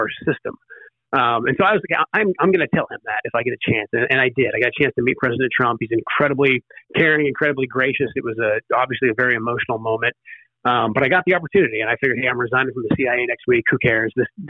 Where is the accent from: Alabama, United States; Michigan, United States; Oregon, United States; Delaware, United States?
Oregon, United States; Portland; now in Washington, United States; my hometown, Portland, Oregon, close to the district I live in now